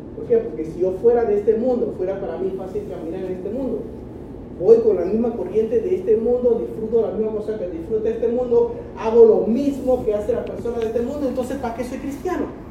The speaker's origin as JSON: {"language": "Spanish", "country": "China", "tie": "born or raised there", "moved": "yes", "lives_now": "Panama", "said": "mi pasaporte es chino porque nací en China. Llegué a Panamá, ¿sí? cuando era jovencito"}